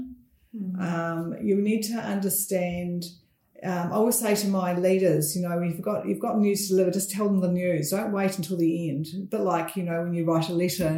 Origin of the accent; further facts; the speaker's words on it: North Canterbury, New Zealand; I grew up in North Canterbury, a small town, which is not small anymore, Angura.